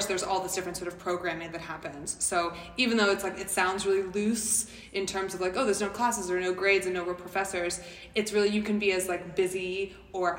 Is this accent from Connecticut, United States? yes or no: no; Lancaster, Pennsylvania, United States; moved away as an adult; also born or lived in New York City; I grew up in Lancaster, Pennsylvania